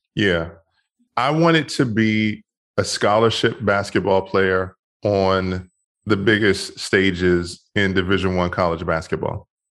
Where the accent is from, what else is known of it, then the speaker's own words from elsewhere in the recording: Washington, District of Columbia, United States; moved away; also born or lived in Bethesda, Maryland; I grew up in Washington, D C, and I grew up in a, a really tough neighborhood initially. And then I moved to Maryland and went to high school in Maryland